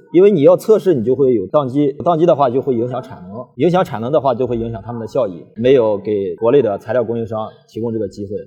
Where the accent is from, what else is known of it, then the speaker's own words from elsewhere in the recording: China; 我们中国人